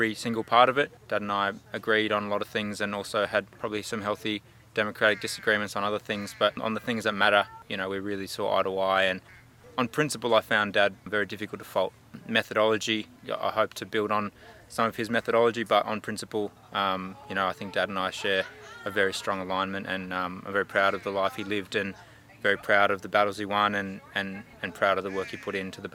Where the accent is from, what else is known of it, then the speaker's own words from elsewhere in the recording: Alice Springs, Northern Territory, Australia; moved away as an adult; also born or lived in Castlemaine / Melbourne; I was born here in Alice Springs and grew up here